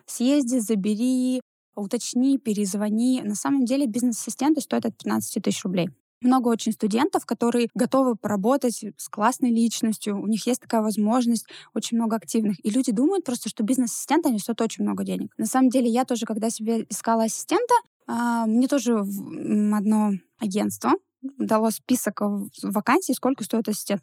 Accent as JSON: {"language": "Russian", "town": "Ivanovo", "region": "Ivanovo Oblast", "country": "Russia", "moved": "as an adult", "lives_now": "Yekaterinburg, Russia", "said": "Я же не из Екатеринбурга, а я из маленького города, ну, это, в принципе, областной город из города Иваново. И когда в Екатеринбург мы приехали"}